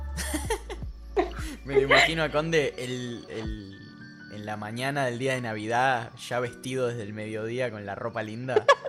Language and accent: Spanish; Argentina